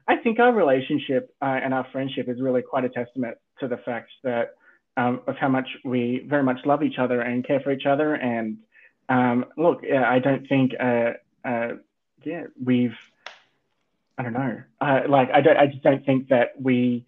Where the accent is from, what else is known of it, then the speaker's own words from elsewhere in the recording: Sydney, New South Wales, Australia; now in Melbourne, Australia; I'm originally from Sydney